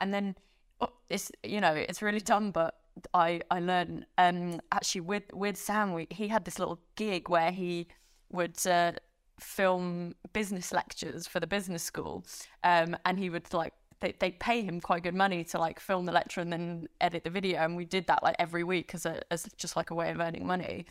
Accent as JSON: {"language": "English", "country": "France", "tie": "born or raised there", "moved": "yes", "said": "I grew up in France."}